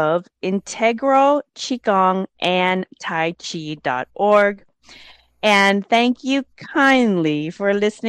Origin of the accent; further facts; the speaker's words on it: Laos; I'm from the Hmong tribe of Laos